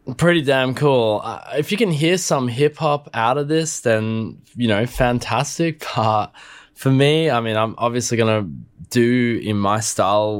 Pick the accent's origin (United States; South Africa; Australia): Australia; I'm Australian